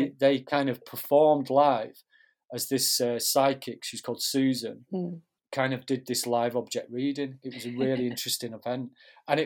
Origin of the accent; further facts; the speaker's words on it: Manchester, North West England, United Kingdom; moved away as an adult; also born or lived in Newcastle; I'm from Manchester originally